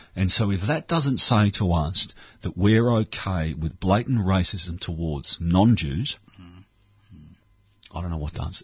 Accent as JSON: {"language": "English", "country": "Australia", "said": "I'm from Australia"}